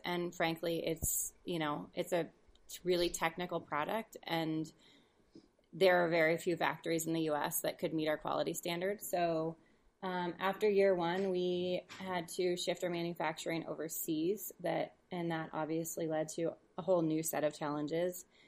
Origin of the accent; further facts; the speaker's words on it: Seattle, Washington, United States; also born or lived in San Francisco / Denver; now in Sun Valley, United States; I'm from Seattle area